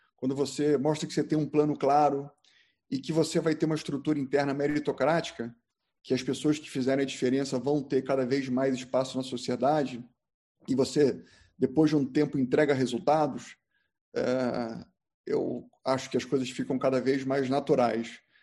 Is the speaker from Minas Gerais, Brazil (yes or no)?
no; Rio de Janeiro, Brazil; moved away as an adult; also born or lived in Porto Alegre; eu decidi que eu não queria mais morar no Rio de Janeiro, eu sou carioca, e fugi. Fui morar em Porto Alegre